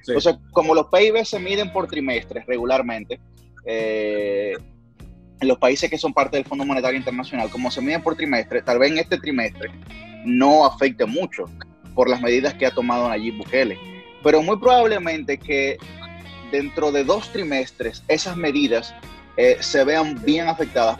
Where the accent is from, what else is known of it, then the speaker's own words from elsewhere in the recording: Dominican Republic; representé al país en España